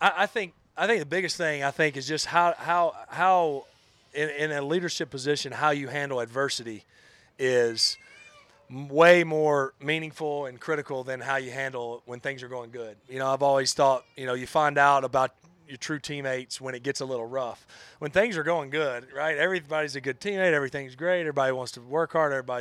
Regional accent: North Alabama, United States; moved away; growing up in North Alabama

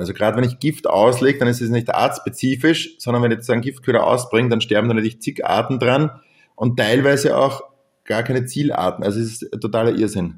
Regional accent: Lower Austria, Austria; bei uns in Niederösterreich

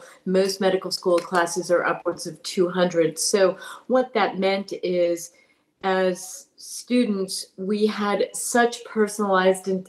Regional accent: Berkeley, California, United States; I was born in Berkeley, California

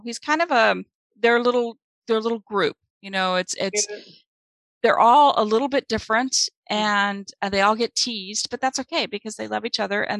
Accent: Kansas City, United States; born or raised there; now in Provincetown, United States

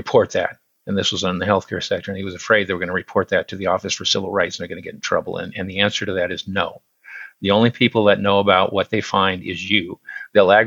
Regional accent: Central Oregon, United States; I'm a native Oregonian. I was born in Central Oregon. All but 3 years of my life, I've lived in Oregon

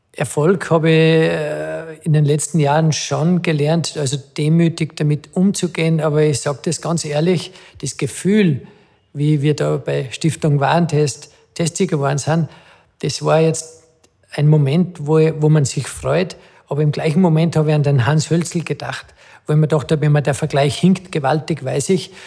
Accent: Adnet, Salzburg, Austria; weil ich mit dem Peter äh, ja, aufgewachsen bin in dem Dorf Atnet

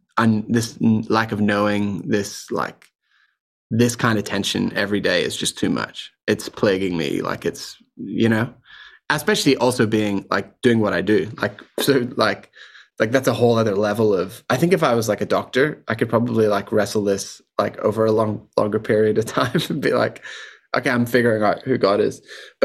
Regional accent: Ireland; Okay, so I grew up in Ireland around a very musical family. We were in the Salvation Army.

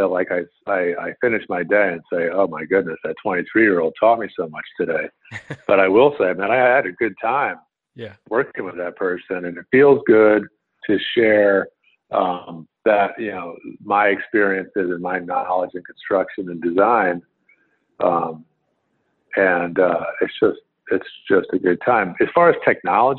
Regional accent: Woodbury, Connecticut, United States; I grew up in a small rural town in Connecticut. I grew up in Woodbury, Connecticut

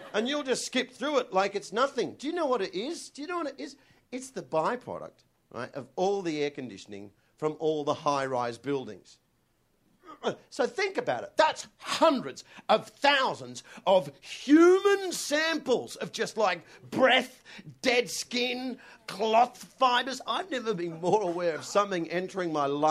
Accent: Australia; I'm Australian

